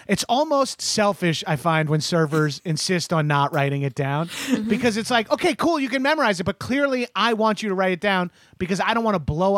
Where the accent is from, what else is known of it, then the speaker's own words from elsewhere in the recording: New York, United States; And I'm from New York, so I am very familiar with moist cakes.